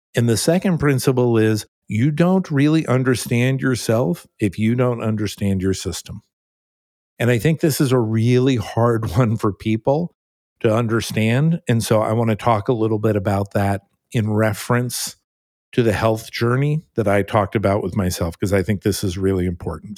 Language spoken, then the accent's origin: English; California, United States; also born or lived in New Jersey; at the age of six, I moved to California, my, well, my family moved to California, I, I went along with them